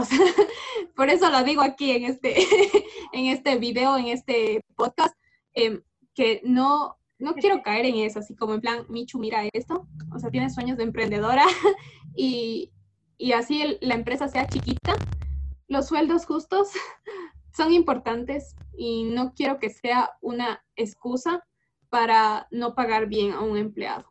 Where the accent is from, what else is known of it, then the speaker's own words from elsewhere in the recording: Ecuador; hay empresas en mi país